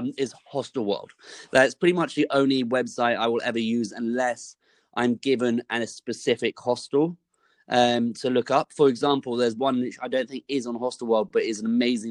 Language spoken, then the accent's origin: English; United Kingdom; I'm from the UK